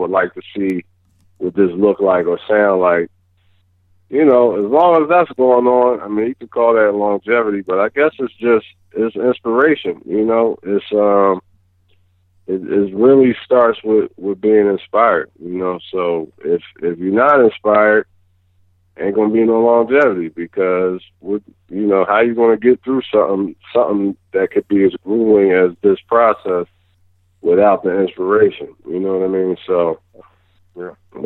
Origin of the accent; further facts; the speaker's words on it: Philadelphia, Pennsylvania, United States; moved away as an adult; also born or lived in Los Angeles / Germany; now in near New York, United States; I'm from Philly. I live right outside of New York now